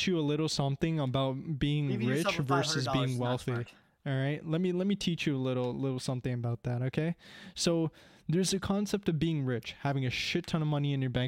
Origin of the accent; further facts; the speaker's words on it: Canada; I'm an immigrant. Well, I'm born to immigrants. I was born here